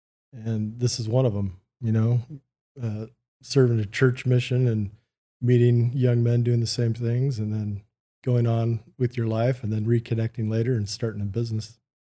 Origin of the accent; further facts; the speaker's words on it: California, United States; moved away as an adult; also born or lived in Huntington Beach; now in Arizona, United States; From California, Huntington Beach, born. Till I was 12, moved to Northern California. In the gold country, so north of Sacramento, and was there till I was about 19